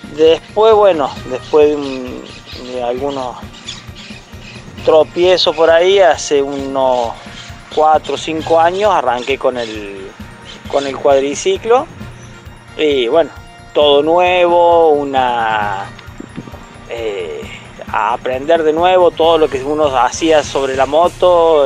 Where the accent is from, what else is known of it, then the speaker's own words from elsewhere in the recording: Santa Rosa, Argentina; now in Villa del Dique, Argentina; yo soy nacido en Santa Rosa y hasta hace 15, 16 años eh, estuve en Santa Rosa, y después me vine para acá, para Villelique